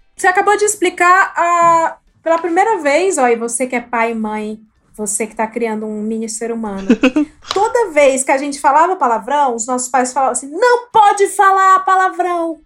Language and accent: Portuguese; Ceará, Brazil; moved away as an adult; now in São Paulo, Brazil; Eu não sou da Bahia, eu sou do Ceará.